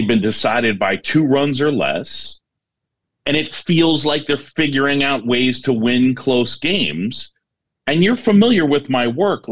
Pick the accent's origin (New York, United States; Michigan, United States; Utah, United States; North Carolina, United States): New York, United States; also born or lived in Philadelphia, Pennsylvania; I was born in Philadelphia. My parents met at Drexel. My dad's side got their hooks in me. They were big Phillies fans. So when I moved to New York when I was 7 years old